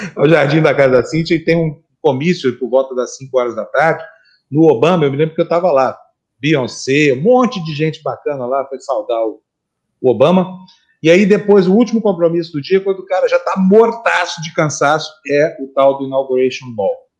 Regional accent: Uberlândia, Minas Gerais, Brazil; now in São Paulo, Brazil; lá em Minas Gerais, lá em Berlândia, onde eu nasci, a gente ia tomar vitamina, era uma coisa todo mundo fazia

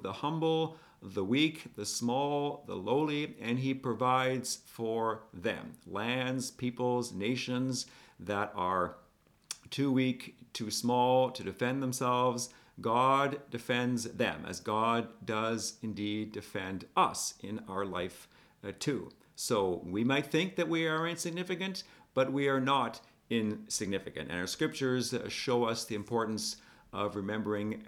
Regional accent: Scotland, United Kingdom; the part of me being Scottish

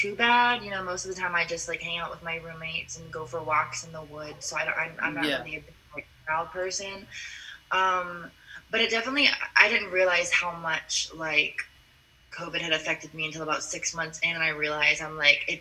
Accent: Florida, United States; I am from Florida.

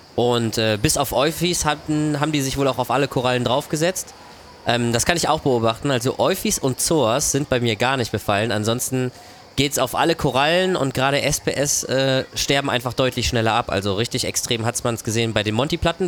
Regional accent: Germany; Wir als Deutsche

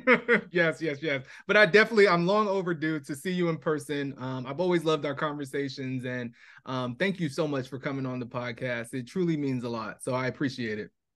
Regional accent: Irvington, New Jersey, United States; moved away; also born or lived in Queens, New York; we lived there for seven years, but then we moved to Irvington, New Jersey

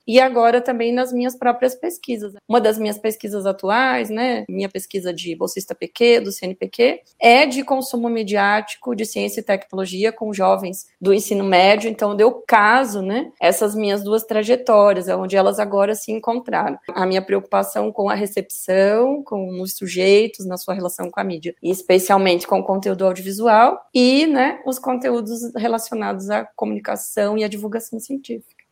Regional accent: Rio Negro, Paraná, Brazil; also born or lived in Santa Catarina; now in Curitiba, Brazil; Eu vim do interior do Paraná, então eu nasci em Rio Negro, que é uma cidade aqui pertinho de Curitiba.

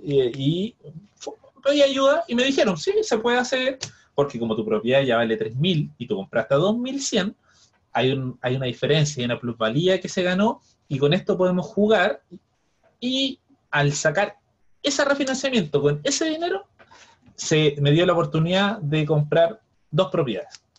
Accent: Viña del Mar, Valparaíso, Chile; now in Santiago, Chile; yo que vengo de Viña

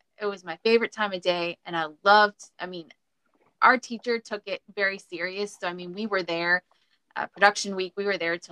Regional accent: Maryland, United States; I grew up in Maryland

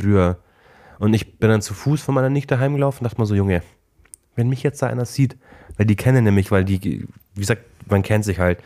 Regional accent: Klingen, Germany; Bei uns in Klingel es halt immer so, dass äh, Krampus und Nikolaus rumlaufen

